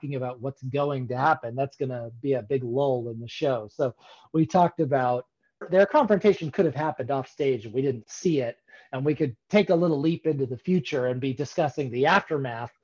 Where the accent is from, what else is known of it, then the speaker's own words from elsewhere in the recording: Northern California, United States; also born or lived in Seattle; now in East Bay, United States; We're both from Northern California